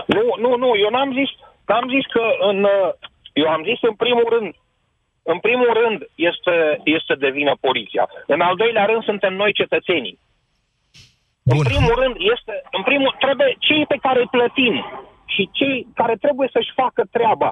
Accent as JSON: {"language": "Romanian", "town": "Brașov", "region": "Brașov County", "country": "Romania", "said": "sunt din Brașov"}